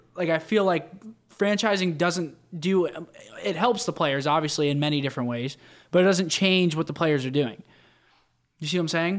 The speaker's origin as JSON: {"language": "English", "region": "Pennsylvania", "country": "United States", "said": "I'm from Pennsylvania"}